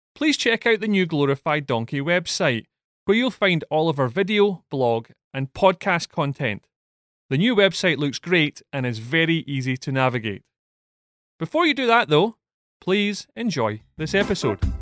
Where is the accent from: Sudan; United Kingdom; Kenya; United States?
United Kingdom; Scotland; being Scottish and being a Villa fan